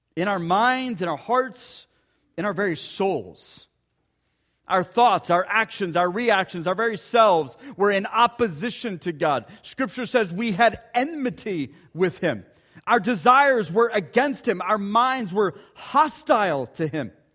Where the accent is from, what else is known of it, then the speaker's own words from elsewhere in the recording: Ponca City, Oklahoma, United States; growing up in Ponca City, Oklahoma, about an hour from here